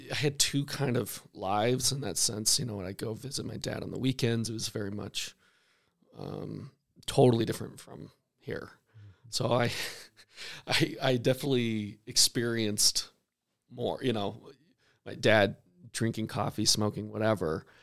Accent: Salt Lake Valley, Utah, United States; born or raised there; also born or lived in Fort Smith, Arkansas

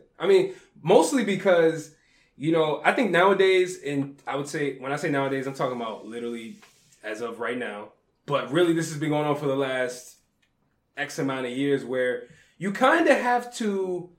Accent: New Orleans, Louisiana, United States; Yeah, I'm from New Orleans.

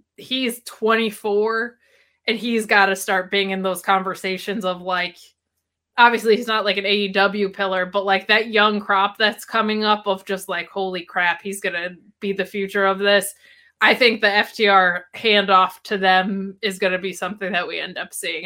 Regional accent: United States; I'm American

